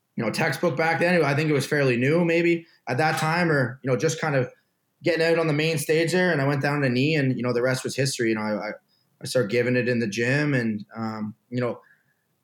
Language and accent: English; Canada; moved away as an adult; also born or lived in Ohio; being that Canadian kid who just kind of strapped it up, went out and played all the time